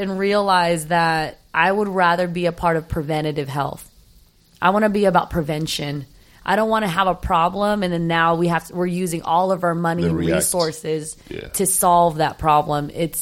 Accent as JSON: {"language": "English", "country": "Philippines", "said": "I'm Filipino"}